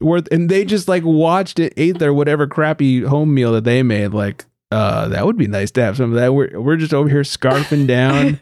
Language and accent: English; California, United States; we're all from California